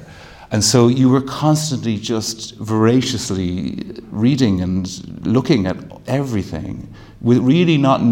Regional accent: Ireland; now in Britain; being an Irish architect

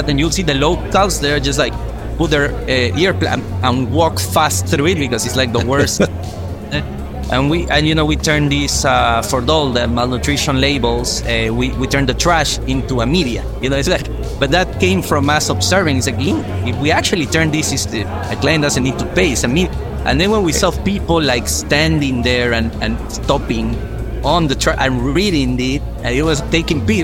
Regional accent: Peru; moved away as an adult; also born or lived in Singapore / Paris / Amsterdam; now in New York, United States; we come from Peru.

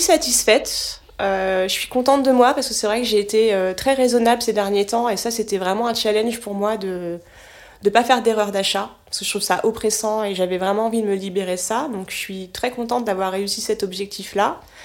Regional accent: Cherbourg, Normandy, France; j'ai grandi en Normandie, sur la presqu'île du Cotentin. Donc euh, j'ai grandi à Cherbourg.

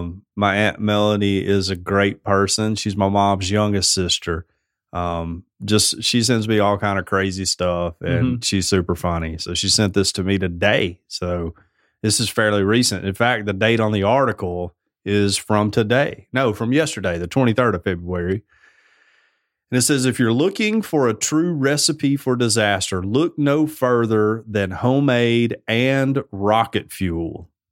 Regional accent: Alabama, United States; I'm from Alabama.

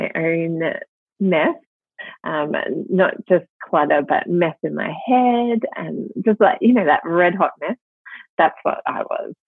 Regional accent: Melbourne, Victoria, Australia; accent: Australian; now in Sydney, Australia; I am originally from Melbourne

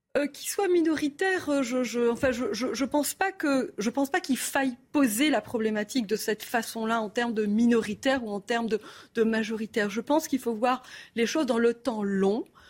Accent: Algeria; moved away; also born or lived in Kharkiv, Ukraine / Cyprus / France / Quebec, Canada; je me suis établie en Algérie et j'ai grandi là, en Algérie, jusqu'en 1994

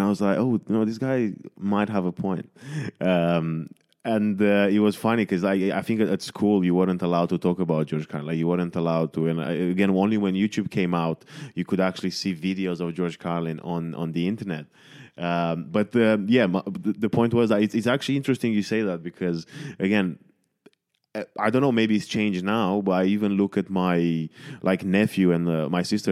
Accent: Romania; moved away; I was born in Romania

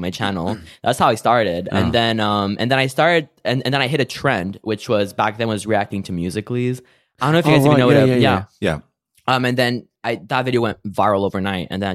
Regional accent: Canada; moved away; also born or lived in England; we were actually in my hometown in Canada

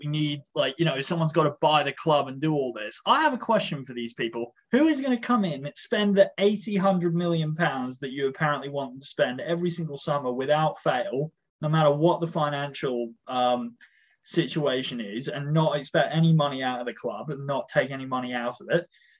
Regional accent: South West England, United Kingdom; I don't know why I'm from the West Country in this instance, but I am.

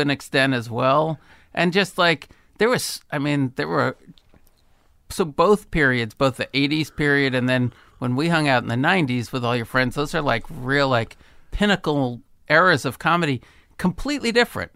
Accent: Berkeley, California, United States; I grew up in Berkeley

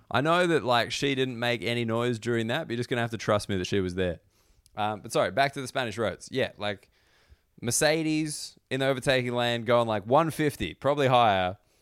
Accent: Australia; I don't consider myself a particularly patriotic Australian.

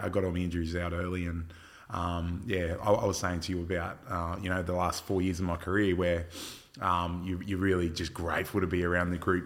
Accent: Port Macquarie, New South Wales, Australia; I was from Fort Macquarie

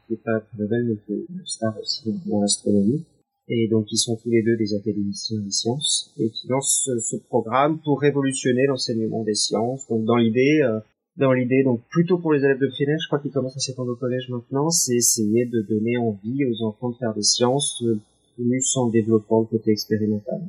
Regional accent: Paris, Île-de-France, France; je suis née euh, à Paris

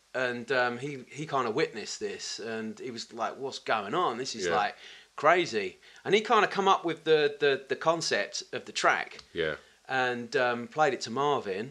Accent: Tilbury, East of England, United Kingdom; also born or lived in Orsett / Grays / United States; I was born in Alsett, Alsett Hospital, but kind of grew up in Tilbury, which is kind of a docker's

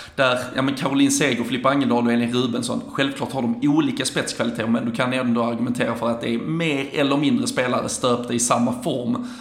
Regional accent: Sweden; som en svensk

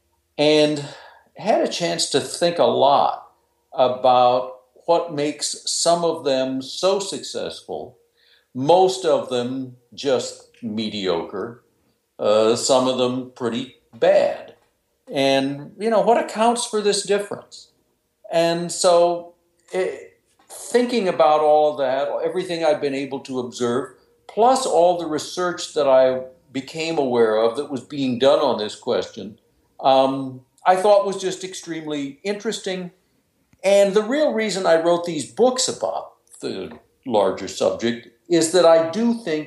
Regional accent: Vermillion, South Dakota, United States; moved away as an adult; also born or lived in New York; I was born and raised in South Dakota, Vermilion, South Dakota

